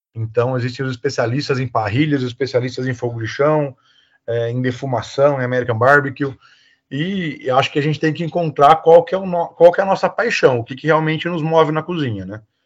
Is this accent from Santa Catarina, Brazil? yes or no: no; Botucatu, São Paulo, Brazil; sou natural aqui de Botucatu